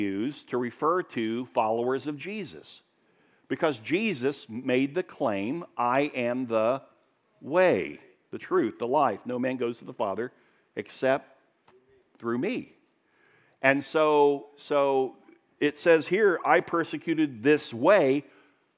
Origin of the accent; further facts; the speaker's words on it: Daytona Beach, Florida, United States; I grew up in Daytona Beach